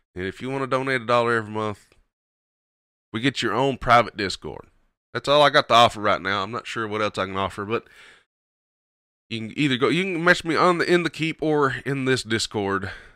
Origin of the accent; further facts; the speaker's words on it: Kentucky, United States; accent: twang; hillbilly; Southern American; I'm from Kentucky. It's just my twang.